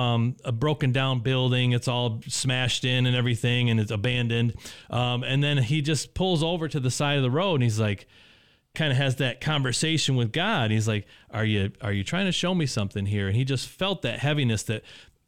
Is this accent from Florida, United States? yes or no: no; Indianapolis, Indiana, United States; I was actually from Indianapolis originally